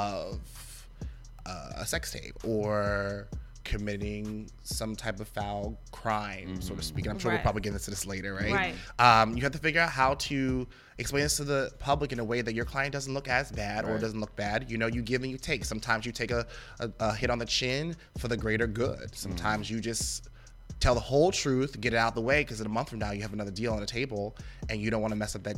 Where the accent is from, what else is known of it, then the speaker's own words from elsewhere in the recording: New York, United States; now in Philadelphia, United States; I'm originally from New York, but I live in Philly now